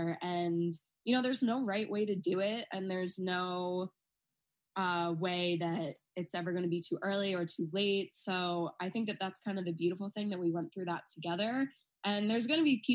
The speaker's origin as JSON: {"language": "English", "area": "Long Island", "region": "New York", "country": "United States", "tie": "born or raised there", "said": "growing up on Long Island, which is a very, you know, Republican."}